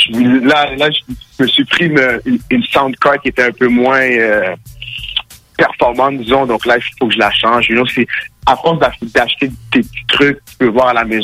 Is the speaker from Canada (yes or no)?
yes; Gatineau, Quebec, Canada; also born or lived in Montreal / Ottawa; Je suis Gatineau, mais je suis né à Montréal. OK. Euh, c'est ça. Donc, j'ai voyagé beaucoup. J'étais à Gatineau, j'étais à Ottawa, j'étais à Montréal.